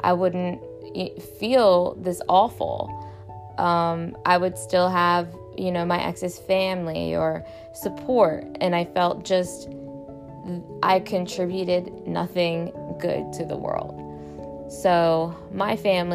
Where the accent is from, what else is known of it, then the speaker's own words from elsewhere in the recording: Baltimore, Maryland, United States; I grew up in Baltimore, Maryland, where my dad died when I was 16